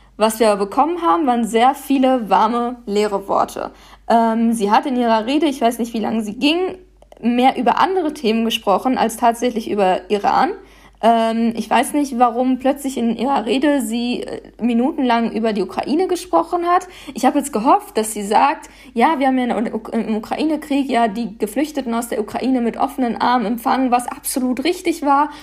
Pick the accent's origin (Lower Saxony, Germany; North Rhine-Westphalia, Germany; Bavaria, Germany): North Rhine-Westphalia, Germany; Paderborn; now in Berlin, Germany; ich bin hier geboren und aufgewachsen